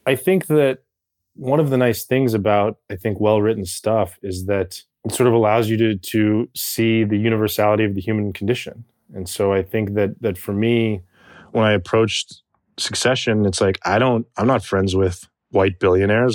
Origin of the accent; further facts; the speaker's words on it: Tucson, Arizona, United States; moved away; I was raised in Tucson, Arizona for the majority of my childhood